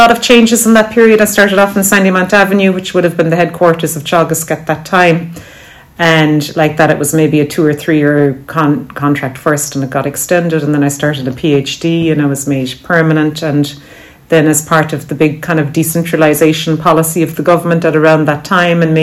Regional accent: County Cork, Munster, Ireland; moved away as an adult; I grew up about six or seven miles from here, but I only came back to Cork in 2016. I was gone for my education and the first part of my career. I grew up on a dairy farm.

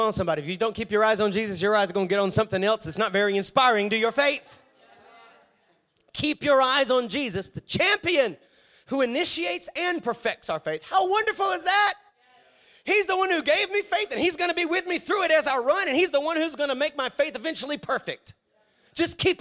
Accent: Savannah, Georgia, United States; I'm from the Savannah area

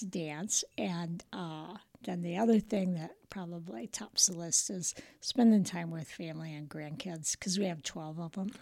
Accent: Rochelle, Illinois, United States; now in Roscoe, United States; I was born and raised in Rochelle

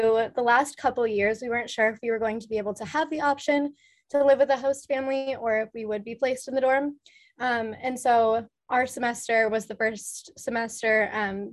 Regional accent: Minneapolis, Minnesota, United States; moved away as an adult; now in Notre Dame, United States; I grew up in Minneapolis, Minnesota, and I live in Ryan Hall on campus

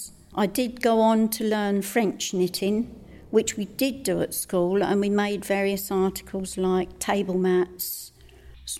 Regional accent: St Neots, East of England, United Kingdom; also born or lived in Cambridge / Needingworth / Lode; I was born in Cambridge, but I lived in St Neots in my young days.

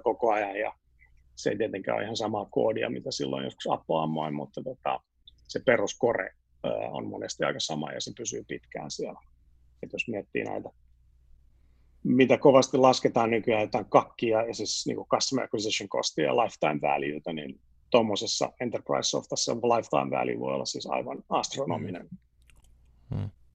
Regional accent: Helsinki, Uusimaa, Finland; moved away as an adult; also born or lived in Sweden / France / United States / London; mä olen siis syntyperäinen etutöölöläinen

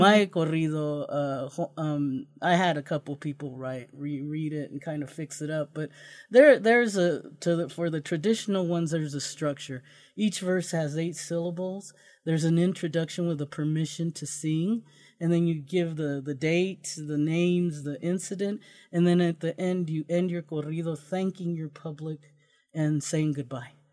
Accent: Yuma, Arizona, United States; now in Idaho, United States; I'm from Yuma, Arizona, um, we lived right next to a lettuce field

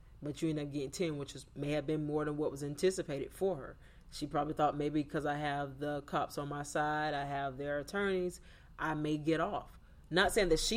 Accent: Hillsborough County, Florida, United States; I'm from Hillsborough County, which is not far from Pasco County

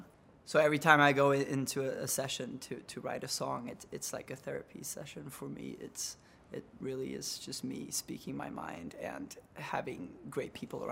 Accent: Stockholm, Stockholm County, Sweden; I'm from Stockholm, Sweden.

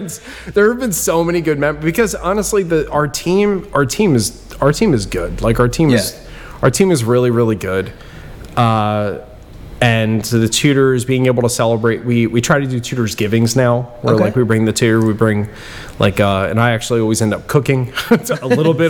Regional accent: Bristol, Pennsylvania, United States; Growing up in Bristol Borough

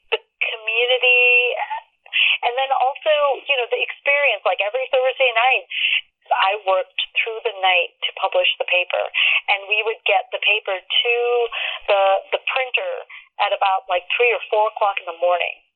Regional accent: Pakistan; born there; and I was born in Pakistan, so I had a copy of my original birth certificate, but it, did that one didn't fly because it was in Urdu.

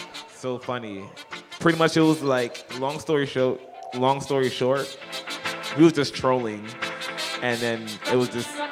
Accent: New York City, New York, United States; But I'm originally from Brooklyn.

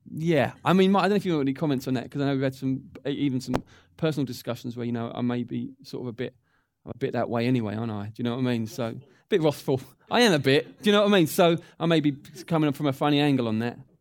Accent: England, United Kingdom; as English people

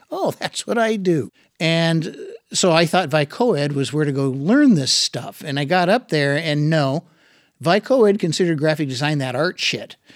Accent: Tacoma, Washington, United States; moved away as an adult; also born or lived in Seattle, Washington / Bellingham, Washington; I grew up in Parkland, right next to McCord Air Force Base

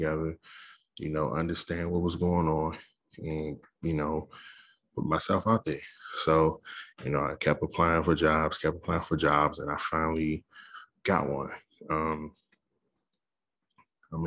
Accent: Capitol Heights, Maryland, United States; moved away; I grew up in Capitol Heights

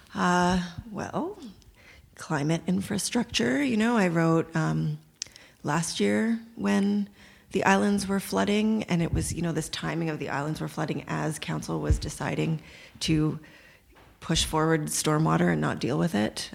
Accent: Toronto, Ontario, Canada; I grew up in North Scarborough

